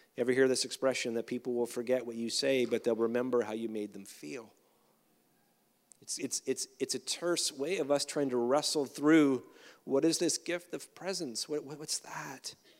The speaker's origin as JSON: {"language": "English", "country": "Canada", "said": "as a Canadian"}